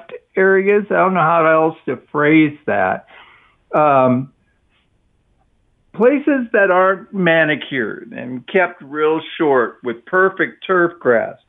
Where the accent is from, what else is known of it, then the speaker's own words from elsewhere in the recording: Midwest, United States; now in Texas, United States; I'm from the Midwest